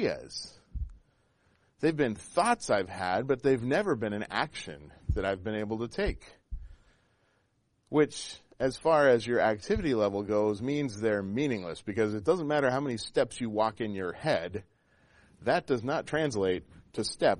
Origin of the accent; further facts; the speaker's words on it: Pacific Northwest, Washington, United States; I grew up in the Pacific Northwest, and as a child, in the time that I was a child there, camping was like the state religion. It really was. If you weren't out 2 or 3 weekends a month, you weren't really a Washingtonian